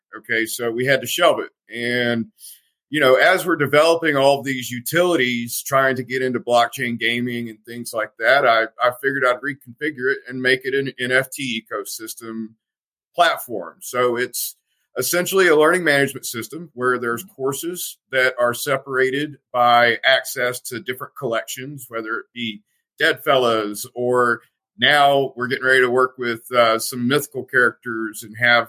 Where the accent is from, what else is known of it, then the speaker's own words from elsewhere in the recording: the South, United States; I'm from the South